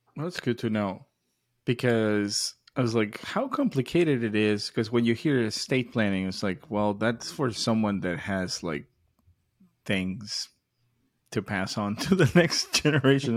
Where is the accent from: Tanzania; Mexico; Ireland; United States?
Mexico; moved away; growing up in Mexico